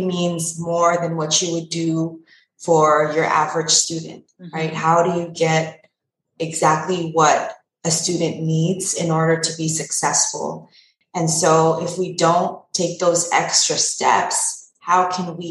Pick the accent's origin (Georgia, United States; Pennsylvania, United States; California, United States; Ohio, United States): California, United States; Pasadena; also born or lived in London / Pomona; my own education, growing up in Pasadena